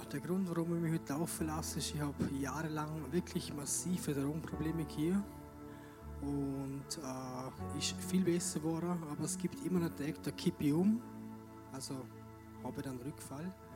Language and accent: German; Dornbirn, Vorarlberg, Austria; ich komme aus Dornbirn